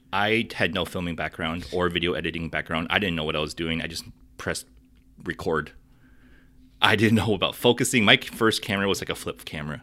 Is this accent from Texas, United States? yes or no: no; South Dakota, United States; moved away; I'm originally from South Dakota